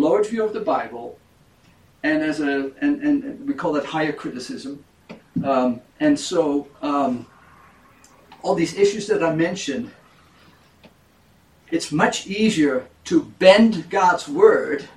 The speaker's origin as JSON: {"language": "English", "country": "Netherlands", "tie": "born or raised there", "moved": "yes", "said": "I was born in Europe, in Holland"}